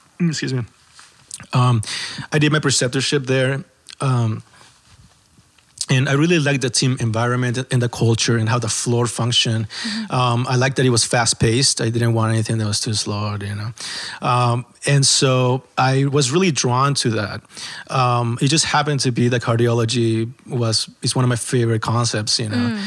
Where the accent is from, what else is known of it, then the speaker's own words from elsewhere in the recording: El Salvador; moved away; I'm from El Salvador.